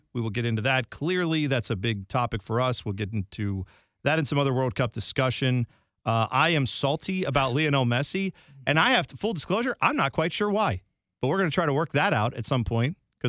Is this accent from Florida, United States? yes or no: no; Columbus, Ohio, United States; But I know where I grew up in Columbus, there were, you know, rec soccer leagues and things like that.